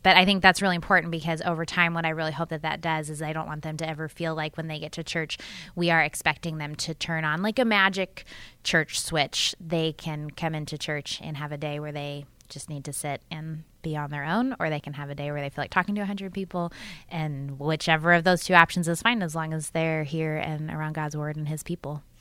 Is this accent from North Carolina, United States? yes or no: no; Annapolis, Baltimore areas, Maryland, United States; moved away as an adult; also born or lived in Chicago, Illinois / northern Wisconsin; I was born in Maryland, and that's where I grew up mostly